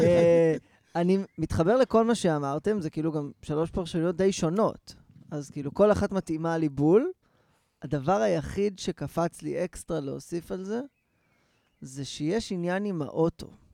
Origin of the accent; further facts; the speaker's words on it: Rehovot, Central District, Israel; אני נכנס לרכב ברחובות, שזה המקום שבו גדלתי